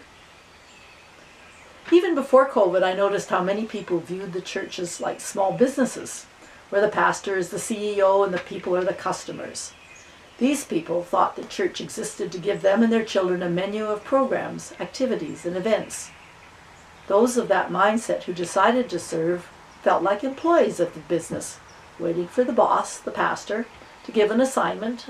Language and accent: English; Winnipeg, Manitoba, Canada; moved away as an adult; also born or lived in Oxford, England / Quebec City / Ottawa; now in Carleton Place, Canada; from St. Albans, growing up in Winnipeg